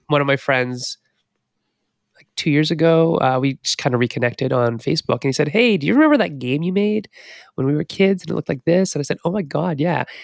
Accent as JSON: {"language": "English", "town": "Sault Ste. Marie", "region": "Ontario", "country": "Canada", "tie": "born or raised there", "said": "grew up in Northern Ontario. So, in Sault Ste. Marie, Ontario"}